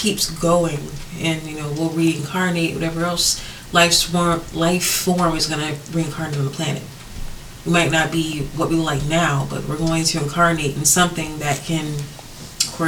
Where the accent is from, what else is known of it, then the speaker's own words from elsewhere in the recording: the South, United States; accent: southern; oh, my southern accent is coming back